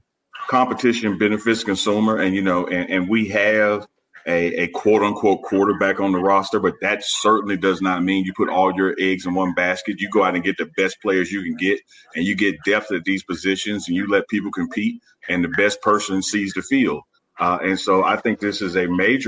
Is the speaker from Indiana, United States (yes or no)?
no; Jackson, Mississippi, United States; just like me, have lived in Jackson, or Chuck, we're from Jackson